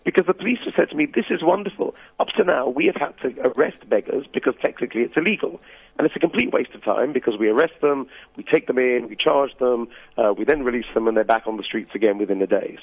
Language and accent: English; United Kingdom; now in Durban, South Africa; as a British person